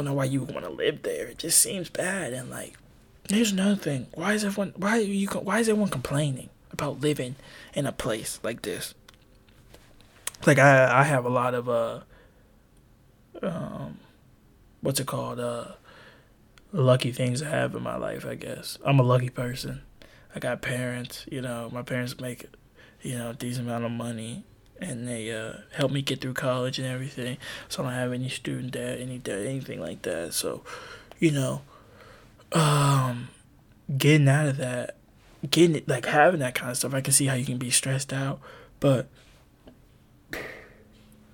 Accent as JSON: {"language": "English", "country": "United States", "tie": "born or raised there", "said": "I am very thankful to be born in America."}